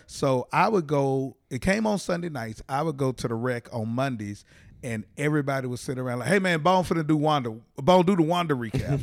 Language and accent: English; Fort Worth, Texas, United States; moved away; also born or lived in Nashville; originally from Fort Worth, Texas.